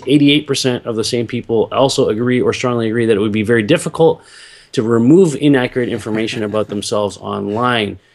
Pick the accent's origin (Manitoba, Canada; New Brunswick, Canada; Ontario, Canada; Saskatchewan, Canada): Ontario, Canada; Toronto; I grew up here in Toronto